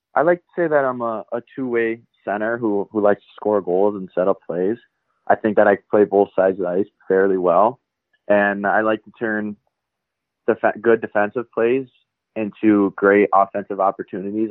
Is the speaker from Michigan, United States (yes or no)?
yes; Mount Clemens, Michigan, United States; Mount Clemens, Michigan's where I grew up